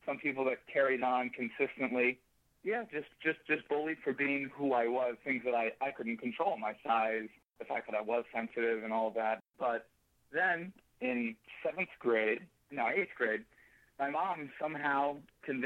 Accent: Danbury, Connecticut, United States; moved away; also born or lived in Perth Amboy, New Jersey; I was born in New Jersey, Perth Amboy, New Jersey. I'm the first of two other siblings, which makes, you know, three kids from my parents. We moved after a couple of years to Danbury, Connecticut, probably when I was around five or so, and lived in Danbury for probably 5 or 6 years

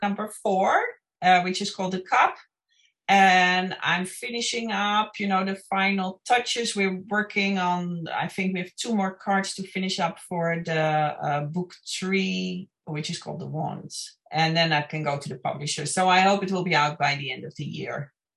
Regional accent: Netherlands; moved away as an adult; also born or lived in Los Angeles area, California, United States / New Orleans, United States; now in Ireland; I'm originally from the Netherlands, and uh, uh, I went to film school and worked in the film industry there

